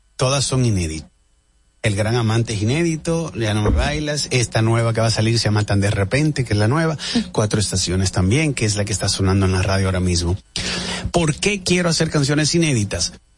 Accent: La Vega, Dominican Republic; now in Miami, United States; en La Vega hago mi estreno en mi, en mi ciudad en mi pueblo

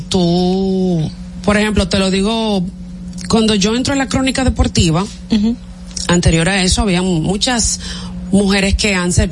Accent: Santo Domingo, Distrito Nacional, Dominican Republic; Yo soy de aquí, de Santo Domingo.

